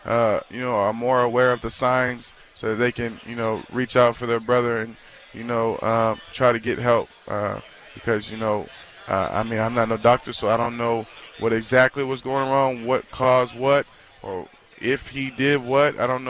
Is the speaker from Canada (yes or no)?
no; Charleston, South Carolina, United States; now in Cincinnati, United States; Charleston, South Carolina.